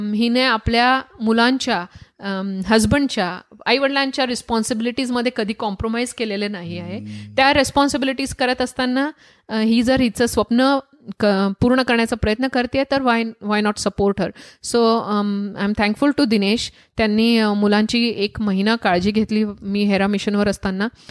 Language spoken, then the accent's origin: Marathi; Jalgaon, Maharashtra, India; moved away; also born or lived in Dhule; माझा जन्म धुळ्यात झाला वडील जळगावात सेटल्ड होते तर जळगावात मी मोठे झाले